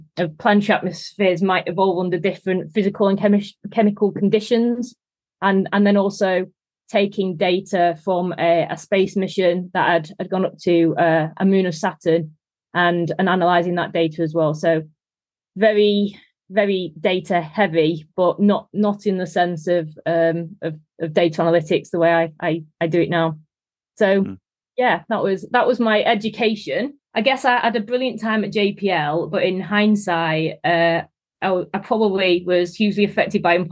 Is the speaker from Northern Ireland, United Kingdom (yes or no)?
no; Manchester, North West England, United Kingdom; also born or lived in Leeds; as you can probably tell from the accent, I'm from Manchester